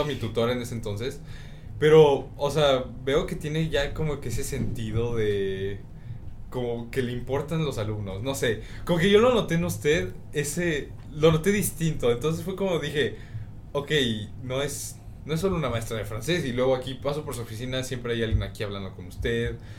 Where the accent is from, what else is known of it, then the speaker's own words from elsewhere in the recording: Mexico; soy mexicano